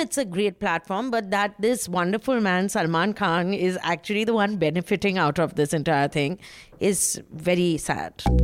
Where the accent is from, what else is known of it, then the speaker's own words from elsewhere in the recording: West Bengal, India; I'm from Bengal